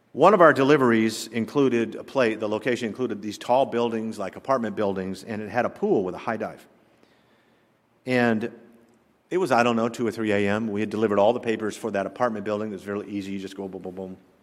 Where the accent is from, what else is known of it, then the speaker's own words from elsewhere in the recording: the South, Southern United States, United States; accent: Southern; my Southern accent